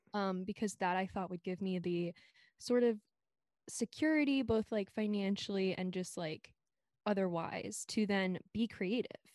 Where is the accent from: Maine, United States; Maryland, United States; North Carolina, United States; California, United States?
Maryland, United States; Silver Spring; moved away as an adult; now in Brooklyn, United States; I'm from Silver Spring, Maryland, right outside the D C on the Maryland side